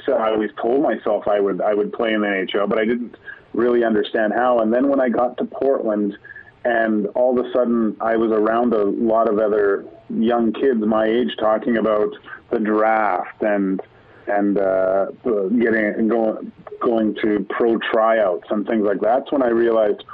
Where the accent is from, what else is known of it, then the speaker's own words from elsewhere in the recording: Vancouver, British Columbia, Canada; I grew up in Vancouver